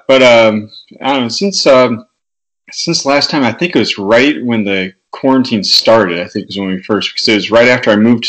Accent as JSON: {"language": "English", "town": "Toledo", "region": "Ohio", "country": "United States", "tie": "born or raised there", "moved": "yes", "lives_now": "North Carolina, United States", "said": "I was back in my hometown of Toledo, Ohio"}